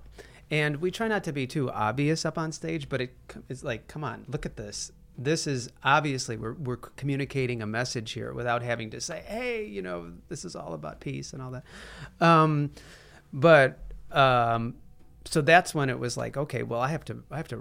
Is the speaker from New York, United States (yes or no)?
no; Chicago, Illinois, United States; Ronnie and I grew up in Chicago